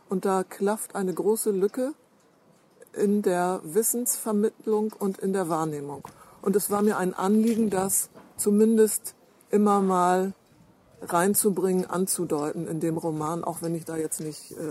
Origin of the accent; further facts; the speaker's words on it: Lower Saxony, Germany; obwohl es meine Heimat ist, dass zu jener Zeit, also in den beiden letzten Kriegsjahren, über die Hälfte der Menschen, die da zum Beispiel in Ostfriesland in der äh, Landwirtschaft gearbeitet haben, aus dem Ausland kamen.